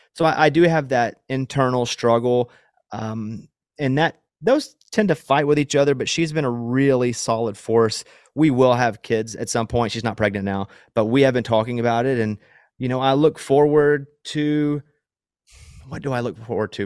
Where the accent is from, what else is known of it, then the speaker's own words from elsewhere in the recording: Arkansas, United States; moved away; where I grew up in Arkansas where there's a lot of woods